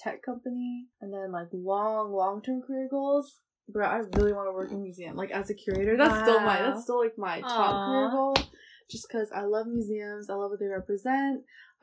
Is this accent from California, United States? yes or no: yes; Bay Area, California, United States; I'm also from the Bay Area